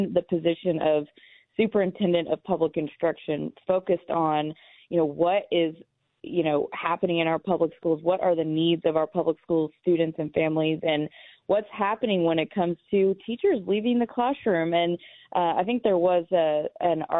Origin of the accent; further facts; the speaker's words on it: Lawton, Oklahoma, United States; moved away; I will be in my hometown of Lawton, Oklahoma tomorrow